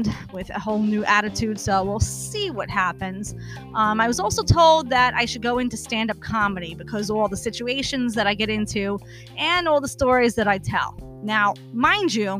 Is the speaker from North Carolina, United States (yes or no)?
no; New York City, New York, United States; now in New Jersey, United States; I'm originally from Brooklyn